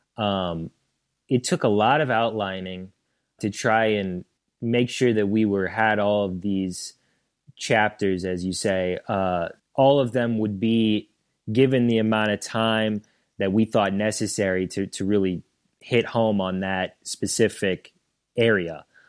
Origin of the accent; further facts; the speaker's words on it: St. Charles, Missouri, United States; moved away as an adult; now in Affton, United States; I was from Saint Charles, which is about thirty minutes away from Saint Louis